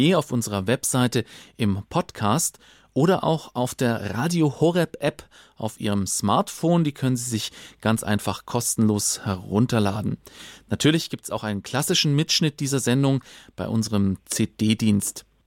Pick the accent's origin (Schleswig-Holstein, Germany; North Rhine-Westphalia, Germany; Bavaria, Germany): Bavaria, Germany; bei uns in Bayern